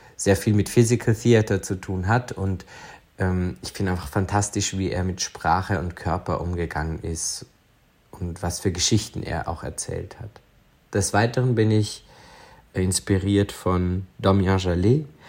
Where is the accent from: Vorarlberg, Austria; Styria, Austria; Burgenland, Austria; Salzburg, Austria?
Vorarlberg, Austria; Feldkirch; also born or lived in Lustenau / Liechtenstein; Aufgewachsen bin ich in Feldkirch